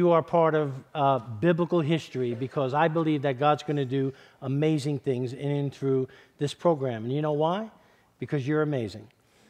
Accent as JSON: {"language": "English", "town": "New York City", "region": "New York", "country": "United States", "tie": "born or raised there", "said": "So I was born and raised in East Harlem in New York City. I'm not sure if you can tell by my accent. So I grew up in the middle of Spanish and Black Harlem"}